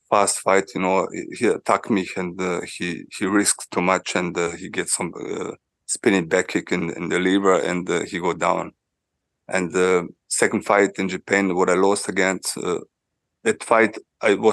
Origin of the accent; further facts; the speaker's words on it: Switzerland; it was in Switzerland and uh, was in my hometown, you know